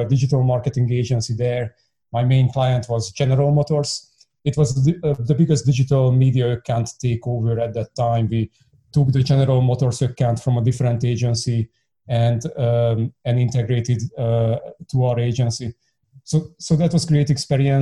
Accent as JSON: {"language": "English", "country": "Hungary", "tie": "born or raised there", "said": "I'm born and bred Hungarian. I grew up in the East Bloc"}